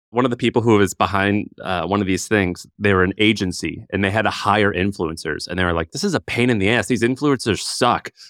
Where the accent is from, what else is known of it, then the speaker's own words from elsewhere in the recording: Missouri, United States; moved away; I'm from Missouri